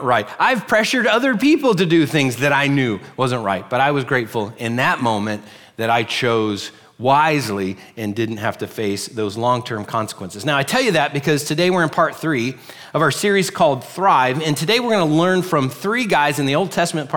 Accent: Pennsylvania, United States; also born or lived in Virginia / Orlando, Florida; now in Florida, United States; We're originally from Pennsylvania, and we went to church with these folks

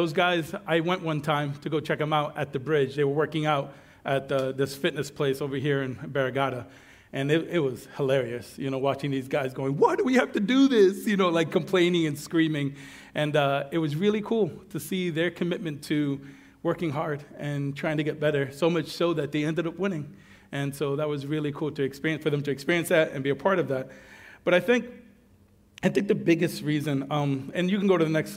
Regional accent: New York, United States; now in Guam; I'm a New Yorker by trade

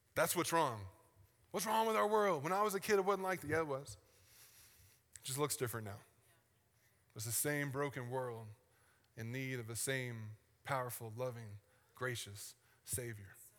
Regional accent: the South, United States; I'm from the South

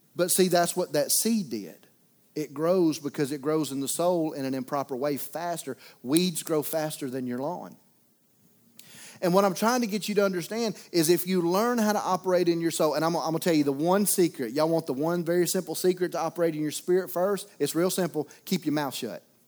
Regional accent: Mobile area, Alabama, United States; moved away; We were in my hometown

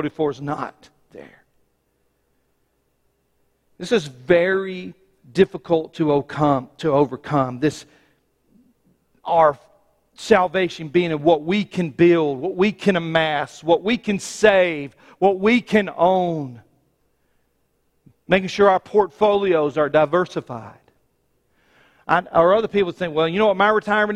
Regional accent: United States; I was born in the United States

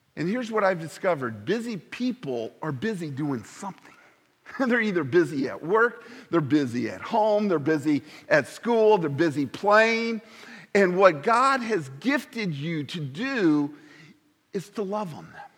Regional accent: Indiana, United States; moved away; I'm from Indiana.

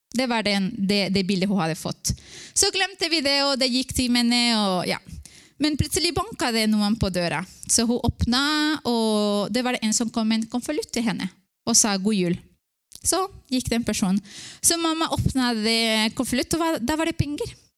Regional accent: Ecuador; Norwegian is a second language; now in Norway; jeg vokste opp i Ecuador, og det var mange misjonærer som kom.

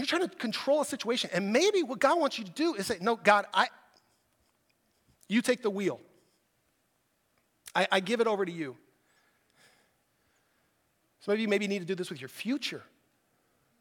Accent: United States; I'm an American

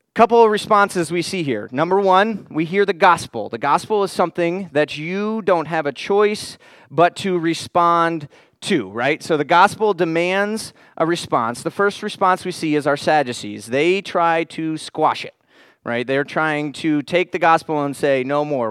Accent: Florida, United States; I grew up in Florida.

